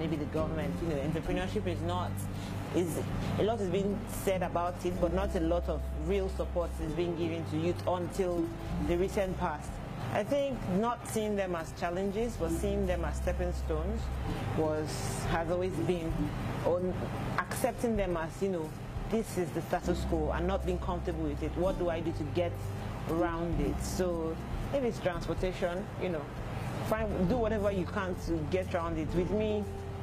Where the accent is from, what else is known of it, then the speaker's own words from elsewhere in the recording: Lagos, Nigeria; also born or lived in Delta State; I hail from Delta State, but I was born and raised in Lagos